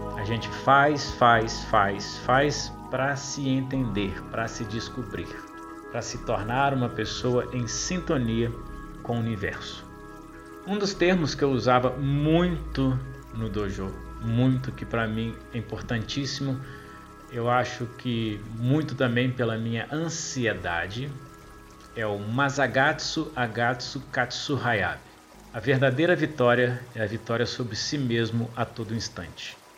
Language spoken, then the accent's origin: Portuguese; Ubá, Minas Gerais, Brazil; also born or lived in Juiz de Fora; resolvi começar a treinar Aikido em Uba, minha cidade natal